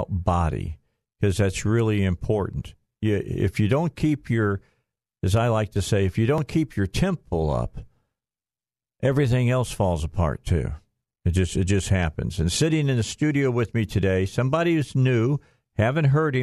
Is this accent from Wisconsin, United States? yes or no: no; Chicago, Illinois, United States; moved away; my old stomping ground where I grew up at in Chicago